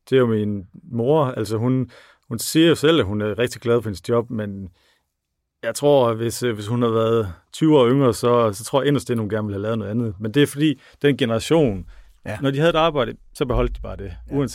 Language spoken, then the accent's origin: Danish; North Denmark Region, Denmark; accent: North Jutland dialect; ja, det kan I godt høre på min flot dialekt.